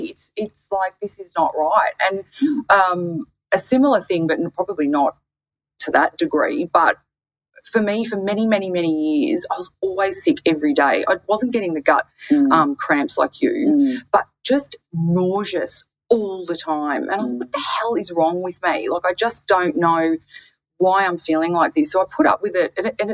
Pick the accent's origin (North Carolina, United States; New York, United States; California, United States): New York, United States; Bronx; I'm from the Bronx. I like to keep it real